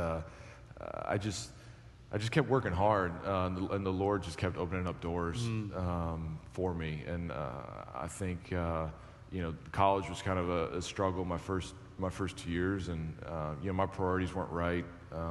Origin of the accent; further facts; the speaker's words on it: Western New York, United States; growing up in Western New York